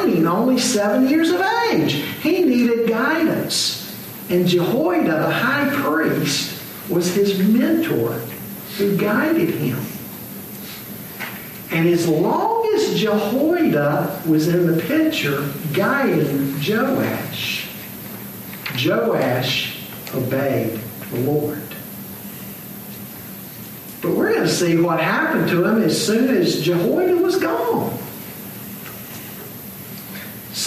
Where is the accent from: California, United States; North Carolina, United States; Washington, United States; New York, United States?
North Carolina, United States; Charlotte; a year I had in school in Charlotte growing up. I grew up primarily in the Cotswold area